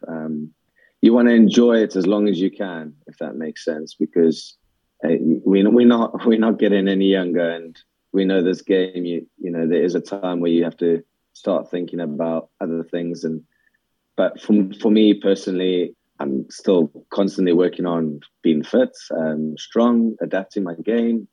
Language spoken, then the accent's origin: English; South Africa; now in Scotland, United Kingdom; growing up in South Africa